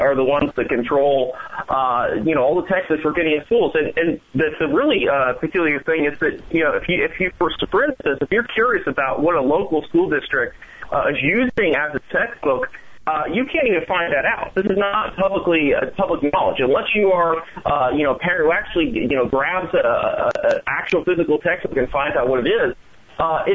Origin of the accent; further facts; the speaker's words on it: San Francisco Bay Area, California, United States; I grew up in the San Francisco Bay Area